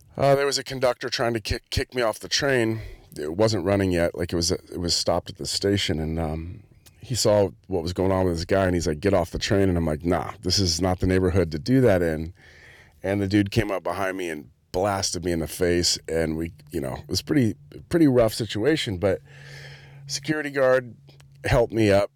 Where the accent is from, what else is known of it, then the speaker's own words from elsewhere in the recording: Santa Cruz, California, United States; moved away; my hometown, which is Santa Cruz